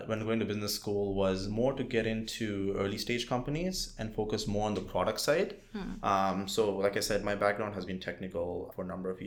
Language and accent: English; India; moved away as an adult; now in United States; So I was born and raised in India. I came to the United States for undergrad